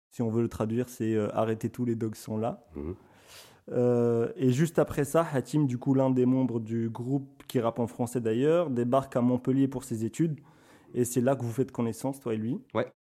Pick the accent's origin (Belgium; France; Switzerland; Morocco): Morocco; Après plusieurs épisodes dans lesquels j'essaye de placer que je suis marocain à chaque occasion